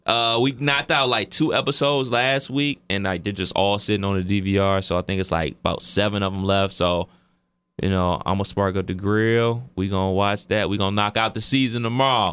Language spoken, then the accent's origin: English; Cleveland Heights, Ohio, United States; me and my brother, uh, we went to the Rival High School, which is Cleveland Heights